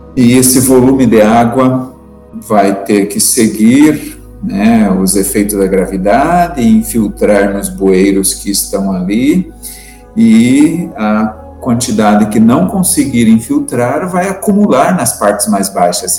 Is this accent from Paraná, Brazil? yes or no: yes; Morretes, Paraná, Brazil; E ainda somos de Morretes